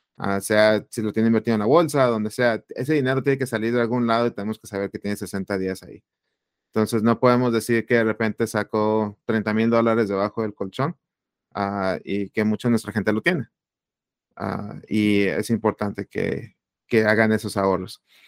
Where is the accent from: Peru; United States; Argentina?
United States; Phoenix, Arizona; also born or lived in Chihuahua, Mexico; soy originario de Chihuahua, México. Ah, me vine a Estados Unidos de, niño ah, y del área de Phoenix, Arizona. Aquí crecí, aquí estudié